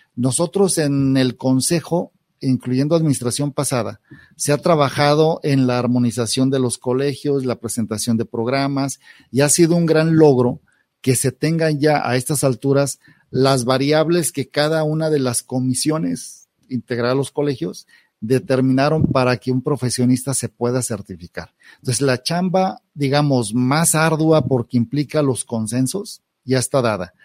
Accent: Mexico; como mexicanos, eh, tenemos una reacción o una inercia

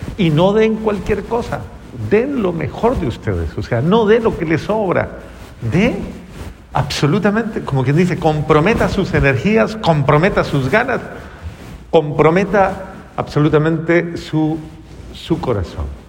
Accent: Colombia; Hay una frase en mi país

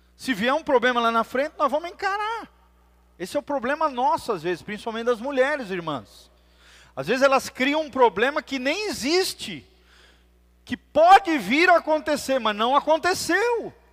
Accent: Blumenau, Santa Catarina, Brazil; moved away; also born or lived in Moarama (uncertain ASR spelling); Quando eu vou visitar Blumenau, que é minha cidade natal, eu não me sinto mais de lá

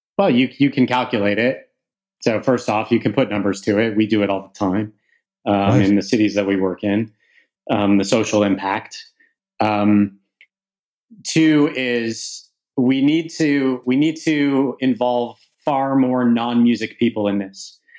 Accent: Canada; now in United Kingdom; As a Canadian who lives in the UK but whose business is primarily in the US

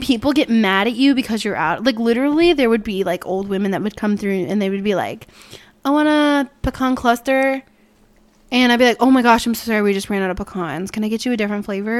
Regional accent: Peoria, Illinois, United States; I was born in Peoria, Illinois

